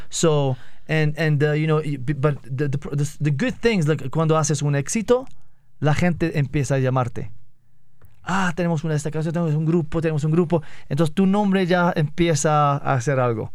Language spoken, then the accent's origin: Spanish; northern Morocco, Morocco; Spanish is a second language; moved away as an adult; also born or lived in Sweden; nací en Marruecos y cuando tenía 19 me fui a Suecia.